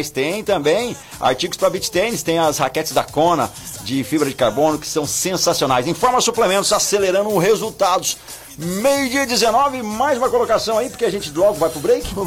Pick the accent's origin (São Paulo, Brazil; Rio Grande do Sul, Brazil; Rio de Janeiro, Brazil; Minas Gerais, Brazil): Rio Grande do Sul, Brazil; Pelotas; Eu sou de, de Pelotas